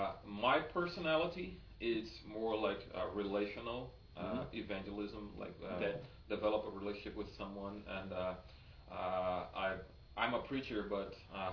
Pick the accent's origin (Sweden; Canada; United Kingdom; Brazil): Brazil; born or raised there; also born or lived in United States